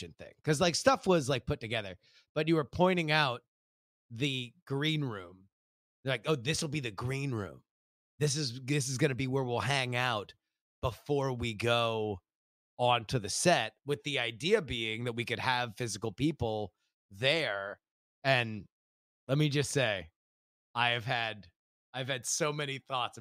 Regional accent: Florida, United States; also born or lived in Texas; now in California, United States; I was born in Texas and I'm from Florida

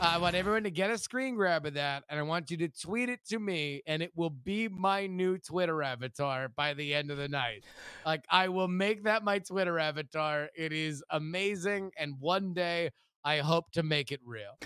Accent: Florida, United States; we're from Florida

